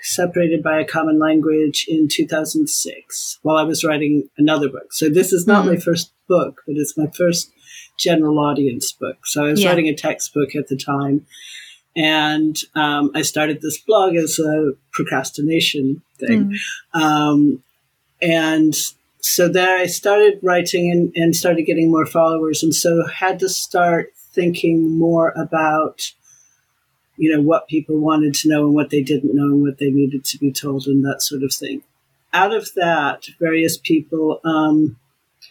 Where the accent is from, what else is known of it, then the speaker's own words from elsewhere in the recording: United States; moved away as an adult; now in United Kingdom; my place as an American in the world